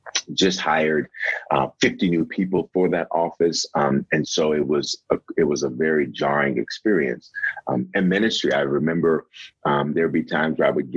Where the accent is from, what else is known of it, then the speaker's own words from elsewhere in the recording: Memphis, Tennessee, United States; also born or lived in Denver, Colorado; now in Aurora, United States; I was born in Denver, Colorado, and raised in Memphis, Tennessee.